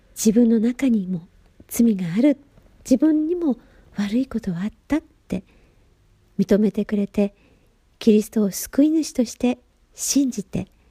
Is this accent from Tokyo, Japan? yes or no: no; Gifu, Japan; moved away as an adult; now in Nagasaki, Japan; 故郷岐阜県